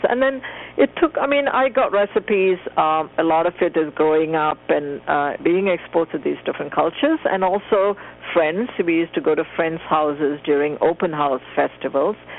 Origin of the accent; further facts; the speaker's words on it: Malaysia; moved away; I grew up in Malaysia